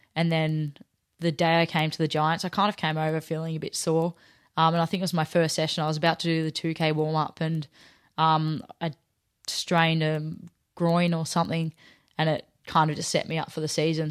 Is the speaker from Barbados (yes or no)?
no; Melbourne, Victoria, Australia; moved away as an adult; now in Sydney, Australia; growing up in Melbourne